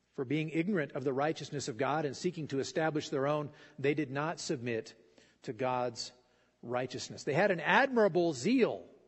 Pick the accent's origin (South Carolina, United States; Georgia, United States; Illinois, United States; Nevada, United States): Nevada, United States; Fallon; I grew up in Fallon, and you know we didn't have a lot of water